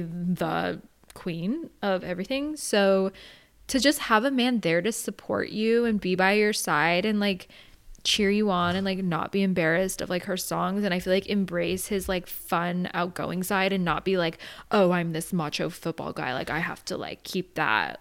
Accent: Arizona, United States; now in San Diego, United States; I grew up in Arizona, so I've never really been surrounded by the snow

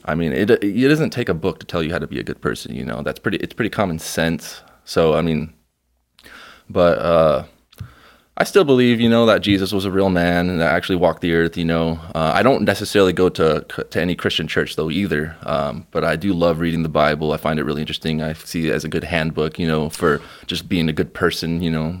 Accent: Mexico; moved away; We're going to Mexico, uh, very, very soon to my hometown

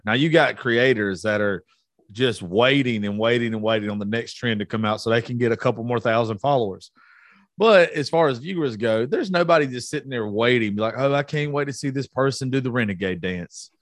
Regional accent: Georgia, United States; I'm from Georgia.

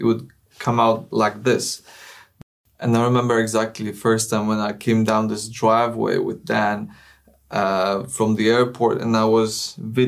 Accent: Poland; English is a second language; moved away as an adult; now in England; my comfort zone in Poland when I knew the language

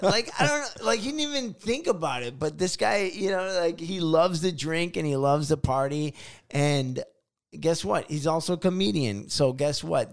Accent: Chicago, Illinois, United States; moved away; I stay in Chicago.

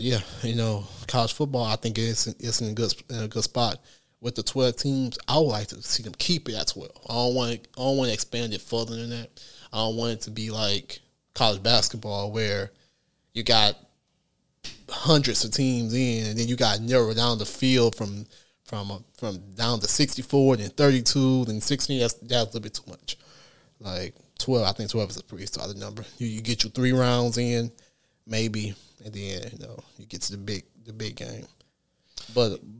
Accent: Michigan, United States; I'm from Michigan

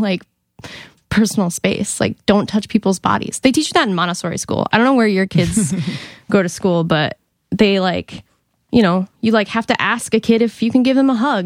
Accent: Monument, Colorado, United States; I'm from Colorado.

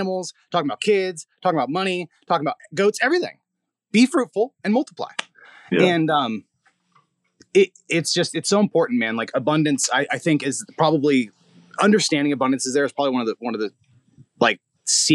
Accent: Hemet, California, United States; I'm growing up in Hemet, super poor

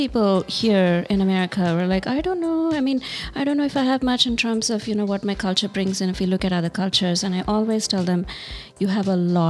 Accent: Hyderabad, Telangana, India; moved away; also born or lived in Bangalore, India; I grew up in Hyderabad Hyderabad and Bangalore.

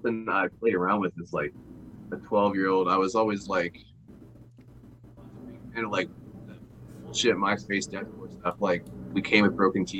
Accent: Nashville, Tennessee, United States; also born or lived in Bowling Green, Kentucky; I grew up in Nashville and Bowling Green, Kentucky as well. But I'm from Nashville, yeah.

